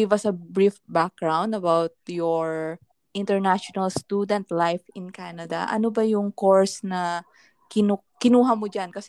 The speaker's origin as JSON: {"language": "Tagalog", "region": "Ilocos Region", "country": "Philippines", "said": "sa province namin, sa Pangasinan"}